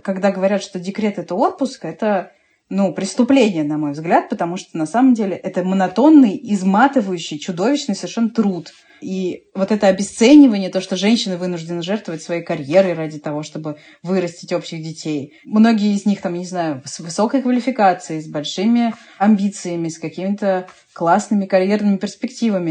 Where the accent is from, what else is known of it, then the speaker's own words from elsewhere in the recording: Moscow, Russia; мы сытые москвичи, да, мы сытые москвичи